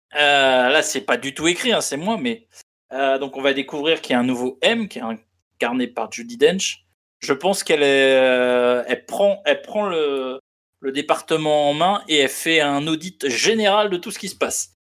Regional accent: France; on est en France et qu'on est français

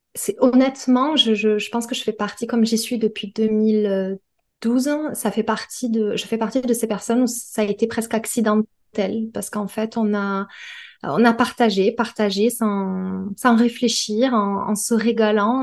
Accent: Perpignan, Occitania, France; moved away as an adult; now in Toulouse, France; je suis originaire de Perpignan. J'y ai euh, j'ai passé les 30 premières années de ma vie

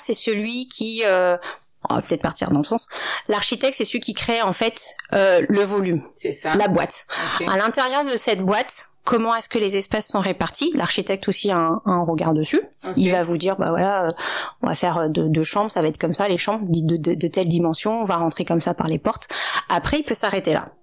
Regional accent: Paris, Île-de-France, France; also born or lived in Maubeuge / Ivry-sur-Seine / China; mes parents ont déménagé euh, quand j'avais 3 ans dans le 18e arrondissement de Paris, dans le quartier de Max où il y a actuellement encore toujours une petite communauté asiatique. Donc j'ai fait toute mon enfance là-bas.

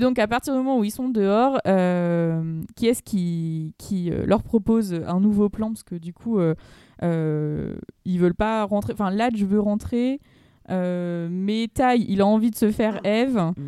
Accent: Aubervilliers, Île-de-France, France; j'ai grandi à Aubervilliers au milieu des tours

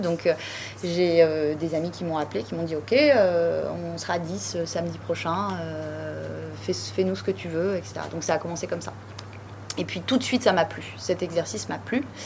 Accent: Bordeaux, Nouvelle-Aquitaine, France; also born or lived in Paris / Cap Ferret; j'ai grandi à Bordeaux

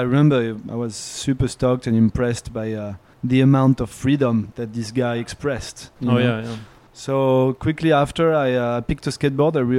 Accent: Bruges, Nouvelle-Aquitaine, France; I grew up in the Bordeaux area in a small town next to Bordeaux called Bruges, like the city in Belgium

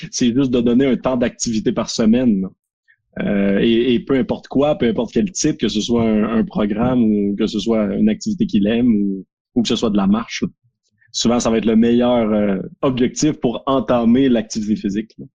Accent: Quebec, Canada; on est québécois

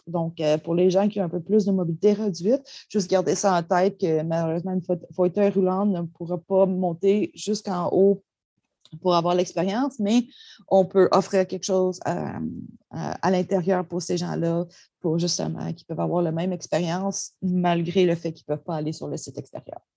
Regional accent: Gaspé, Quebec, Canada; je suis membre de la Nation Mi'kmaq de Gaspeg

